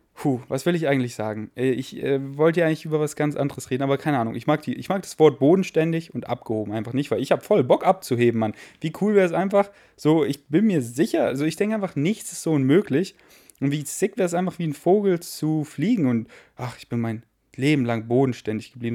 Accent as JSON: {"language": "German", "country": "Germany", "also_born_or_lived": "Königsleiten, Austria / Berlin / Munich", "first_language": "German", "said": "ich bin 100% Deutscher"}